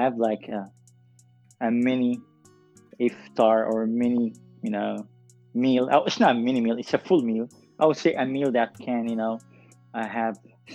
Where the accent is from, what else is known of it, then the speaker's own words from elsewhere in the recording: Dubai, United Arab Emirates; also born or lived in Dongola, Sudan; I was born and raised in Dubai